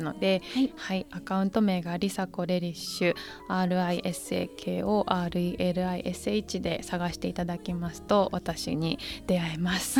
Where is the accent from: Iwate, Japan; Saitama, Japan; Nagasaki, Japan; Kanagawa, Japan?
Saitama, Japan; moved away as an adult; also born or lived in Tokyo / New York / United Kingdom; now in Ishikawa, Japan; 東京生まれの埼玉県育ちなんですよ